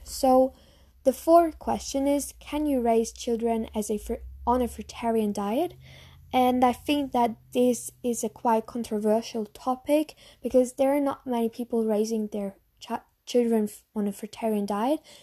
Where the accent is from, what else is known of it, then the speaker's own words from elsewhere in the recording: Germany; English is a second language; maybe you know from my accent that I'm from Germany.